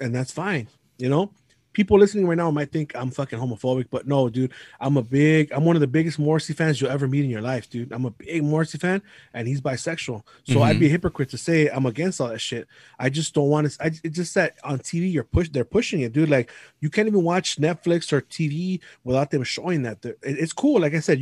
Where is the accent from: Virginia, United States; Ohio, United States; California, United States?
California, United States; San Gabriel; also born or lived in Alhambra, California; Right now I currently live in Alhambra, but I grew up in San Gabriel